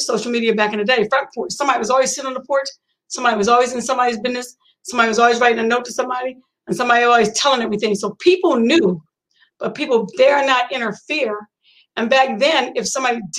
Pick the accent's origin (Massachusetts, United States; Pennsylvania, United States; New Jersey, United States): Pennsylvania, United States; York; I was born in Pennsylvania in a small town back then called York, Pennsylvania